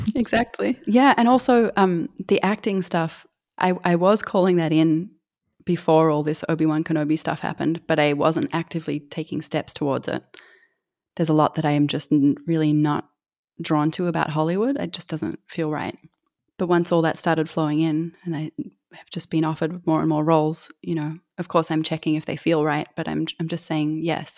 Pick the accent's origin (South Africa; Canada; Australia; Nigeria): Australia; I'm from Australia